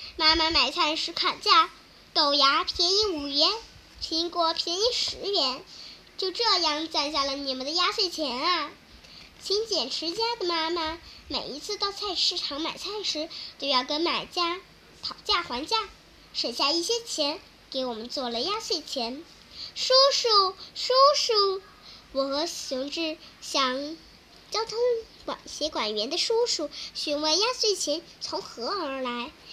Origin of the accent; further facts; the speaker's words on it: Mianyang, Sichuan, China; 我来自四川绵阳。